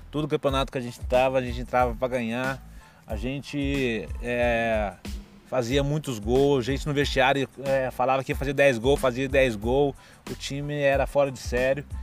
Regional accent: Itajubá, Minas Gerais, Brazil; eu nasci, fui criado em Itajubá

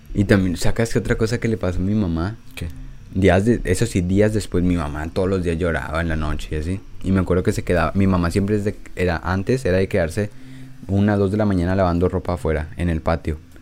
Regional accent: Mexico; soy de México

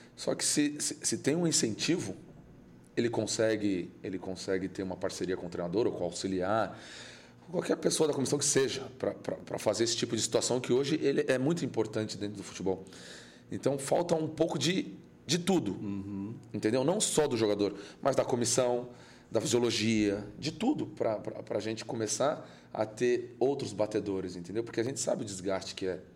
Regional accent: São Paulo, Brazil; onde eu nasci, onde eu fui criado, que era Guaianás, uma periferia ali, Juscelino, na Coab

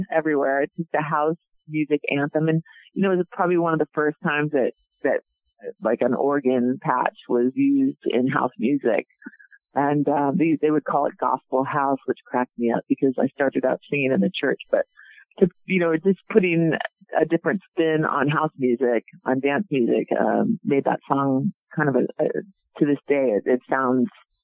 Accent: the Northwest, Pacific Northwest, United States; I'm from the Northwest

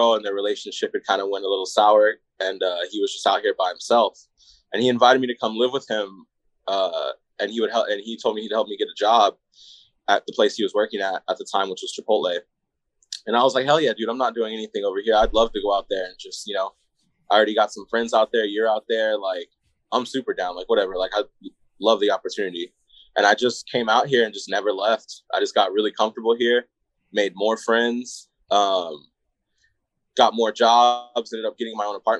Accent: Coachella Valley, Southern California, United States; moved away as an adult; now in Phoenix, United States; me and Jamie, like we're both from Palm Springs, Indio, like the Coachella Valley, Southern California

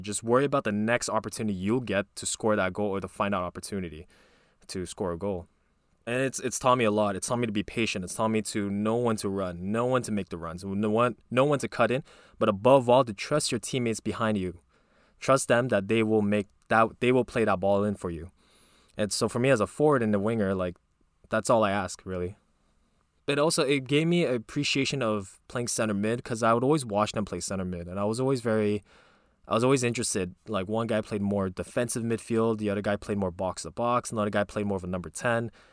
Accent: Quebec, Canada; we're from Quebec

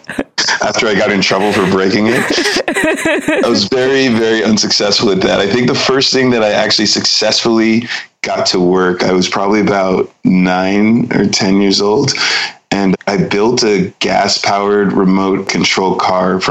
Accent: Pasadena, California, United States; moved away as an adult; now in Reinach, Switzerland; I grew up in Pasadena

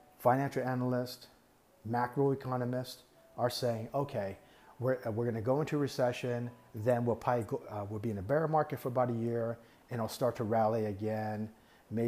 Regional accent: Taiwan; now in United States; Taiwan is my home country. That's where I'm from

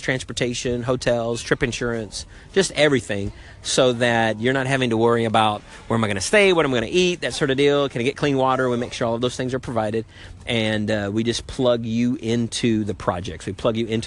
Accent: United States; I'm an American in my body

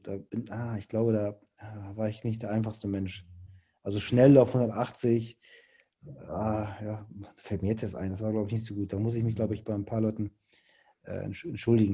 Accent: Hamburg, Germany; ich komme aus Hamburg

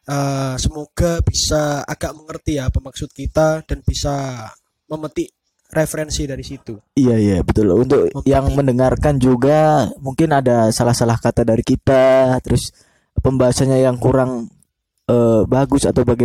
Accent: Java, Indonesia; first language Javanese; Indonesian is a second language; soalnya kita orang Jawa.

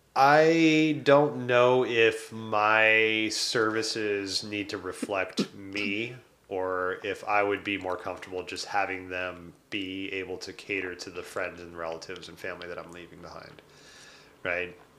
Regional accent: Detroit, Michigan, United States; So I was born in Detroit.

